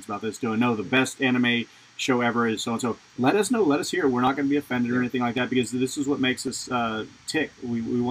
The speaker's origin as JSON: {"language": "English", "country": "United States", "said": "as an American"}